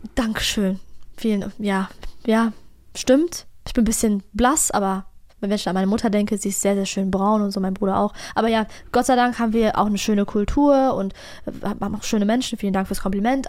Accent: Frankfurt am Main, Hesse, Germany; accent: Hessian; als Frankfurter, freches, ausländisches Mädchen. Fact Nummer eins, ich bin hier geboren, bin hier aufgewachsen

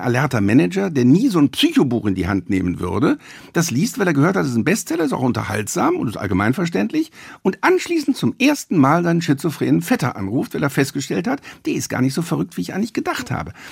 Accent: Rhineland, Germany; bei uns im Rheinland

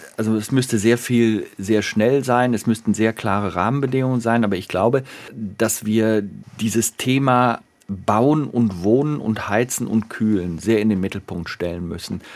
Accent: Bonn, North Rhine-Westphalia, Germany; wir beide Rheinländer sind. Ne? Ich bin in Bonn geboren, der Christoph da auch in der Gegend. Also wir sind einfach rheinisch sozialisiert

